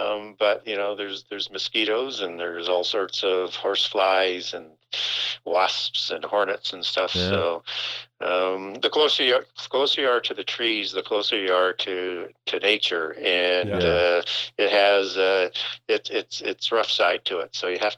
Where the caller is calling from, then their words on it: Saskatchewan, Canada; I am calling from Northern Saskatchewan, and most people won't know where the location is, but it's literally as you go up the center of the province